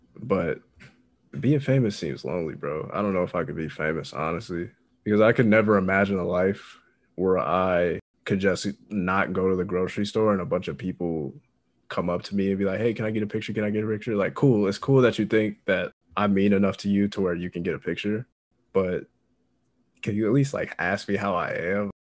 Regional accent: Indiana, United States; I'm from Indiana

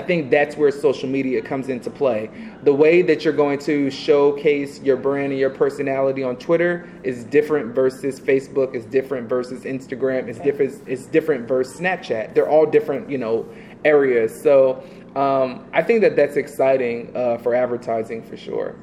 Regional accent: Atlanta, Georgia, United States; also born or lived in New York / Alabama / Texas; now in West Coast, United States; I am a person that was born in New York. You know, I grew up in Atlanta, Georgia

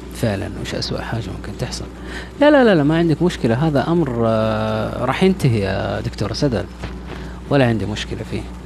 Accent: Riyadh, Riyadh Province, Saudi Arabia; انا من الرياض

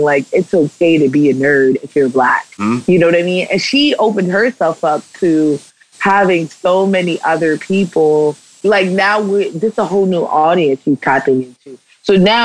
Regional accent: New York City, New York, United States; I grew up in New York City, so I have that cynicism that comes

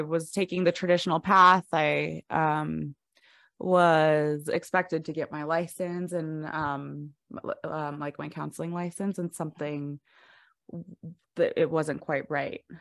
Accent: Fort Collins, Colorado, United States; also born or lived in Greeley, Colorado; Fort Collins in Greeley, Colorado, so I got my master's from University of Northern Colorado

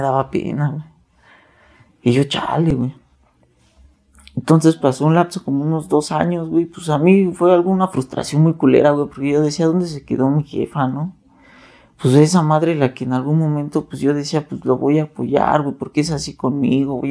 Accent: Nezahualcóyotl, State of Mexico, Mexico; yo vengo de Nezahualcóyotl, Estado de México.

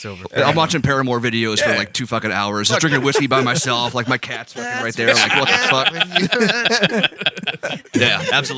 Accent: Baltimore, Maryland, United States; I'm from Baltimore.

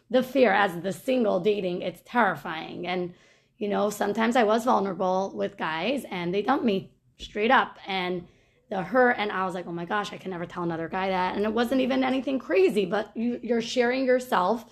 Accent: United States; I'm from Muncie

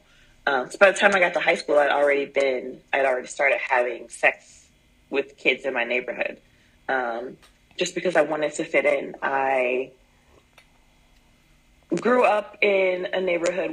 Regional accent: Midwest, United States; now in Southwest United States; I'm from the Midwest, and I'm in the Southwest United States now.

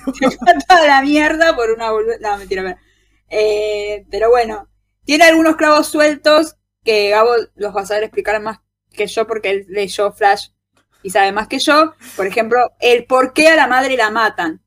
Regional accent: Argentina

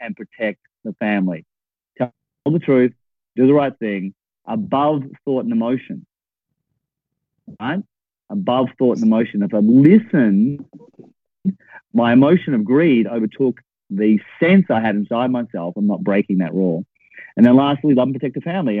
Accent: Perth, Western Australia, Australia; moved away as an adult; also born or lived in Melbourne; I came from Perth, which is a town a bit like Dallas or Houston.

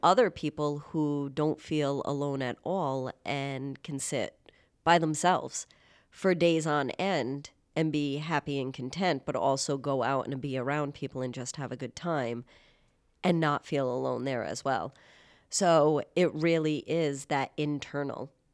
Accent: Warwick, Rhode Island, United States; living in Rhode Island and growing up in Warwick

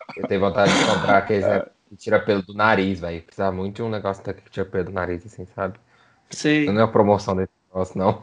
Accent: Goiânia, Goiás, Brazil; A gente é de Goiânia

